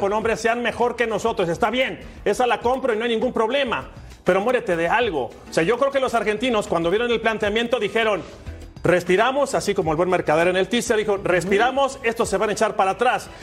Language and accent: Spanish; Mexico; como mexicano